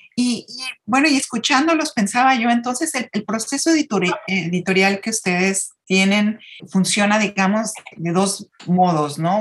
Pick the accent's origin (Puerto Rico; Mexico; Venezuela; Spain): Mexico; de nuestro ser como mexicanos